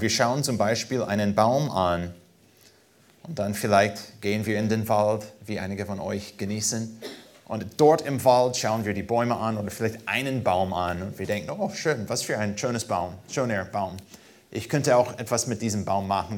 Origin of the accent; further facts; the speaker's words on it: United States; German is a second language; now in Germany; als Amerikaner